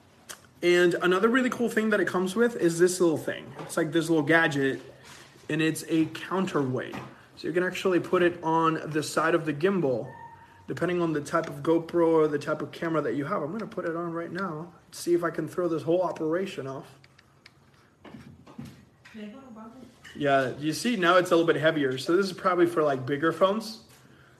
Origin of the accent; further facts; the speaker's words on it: Puerto Rico; moved away as an adult; now in California, United States; We are originally from Puerto Rico